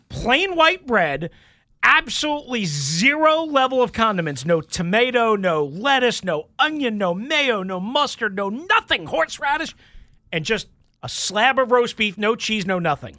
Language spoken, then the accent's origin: English; New York, United States; I grew up in New York